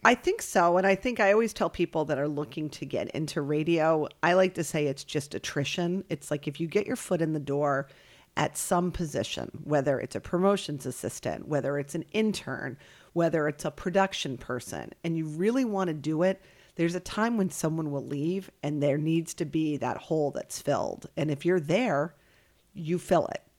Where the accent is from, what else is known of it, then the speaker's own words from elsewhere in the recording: Alexandria, Virginia, United States; also born or lived in Fairport, New York; now in Worcester, United States; I actually grew up in Alexandria, Virginia